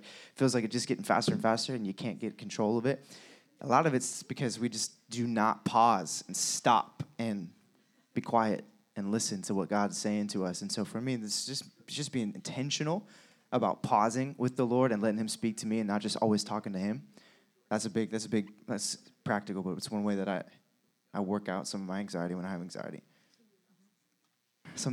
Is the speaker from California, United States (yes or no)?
yes; California, United States; we are from California, been here for about a year